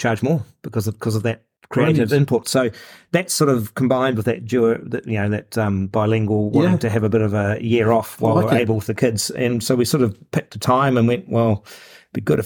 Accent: New Zealand; we're from New Zealand.

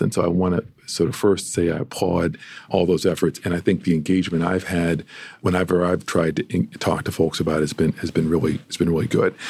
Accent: Amherst, Massachusetts, United States; born or raised there; also born or lived in Detroit, Michigan

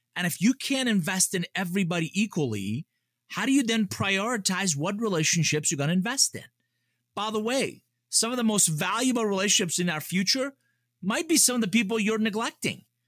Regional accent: Atlanta, Georgia, United States; English is a second language; also born or lived in Iran; I grew up here in Atlanta

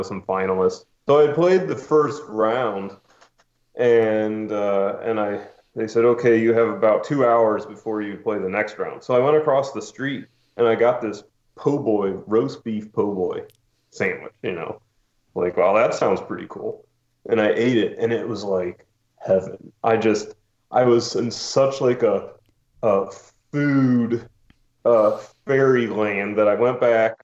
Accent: St. Louis, Missouri, United States; moved away as an adult; also born or lived in Nashville, Tennessee / Bloomington, Indiana; now in New Orleans, United States; I grew up in St. Louis, born and raised

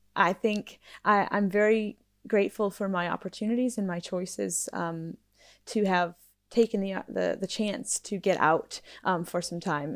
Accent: United States; moved away; being an American, um, abroad

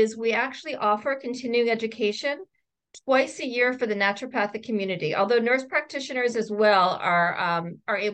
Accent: Philadelphia, Pennsylvania, United States; moved away as an adult; also born or lived in Boston, Massachusetts; now in Portland, United States; Temple University in Philadelphia, which is my hometown

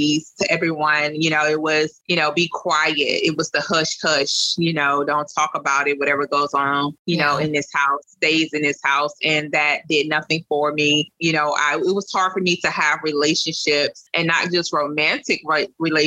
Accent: Louisiana, United States; from Louisiana

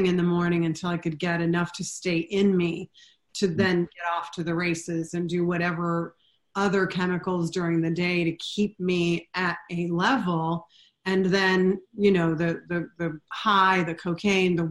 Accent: Florida, United States; moved away as an adult; now in New York City, United States; I grew up in Florida.

